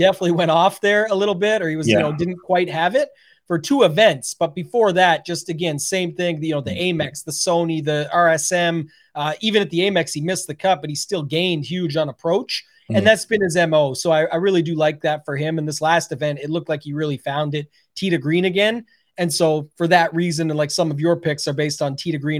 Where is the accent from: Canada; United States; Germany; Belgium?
Canada; I couldn't come on as the Canadian and not bring a Canadian.